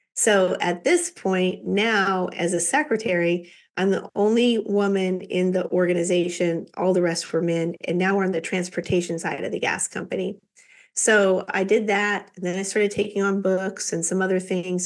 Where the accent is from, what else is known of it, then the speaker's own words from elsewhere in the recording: Kansas, United States; Kansas girl